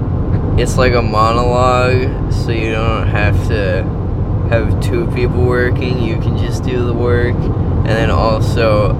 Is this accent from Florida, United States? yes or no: yes; Tallahassee, Florida, United States; I'm 37 years old. I have a wife and three kids. I'm from Tallahassee, Florida.